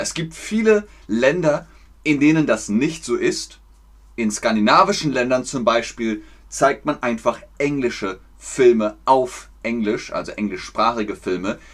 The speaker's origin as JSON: {"language": "German", "country": "Germany", "said": "ich komme aus Deutschland."}